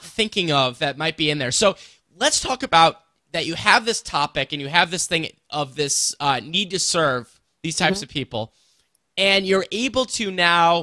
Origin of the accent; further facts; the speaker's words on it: St. Louis, Missouri, United States; the St. Louis native here